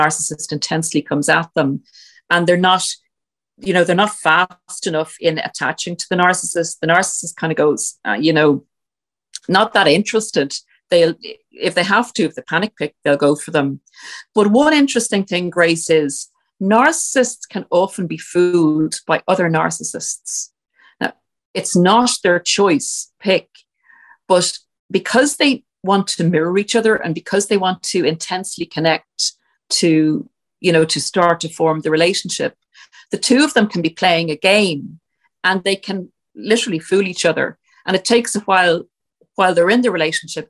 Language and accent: English; Ireland; we're Irish